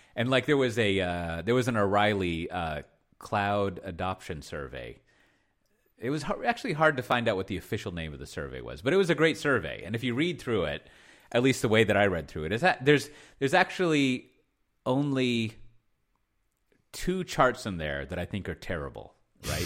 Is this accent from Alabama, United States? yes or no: no; Texas, United States; as a Texan